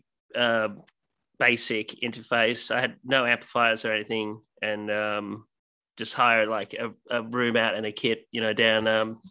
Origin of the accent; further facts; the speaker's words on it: Ireland; now in Australia; being Irish and living in Australia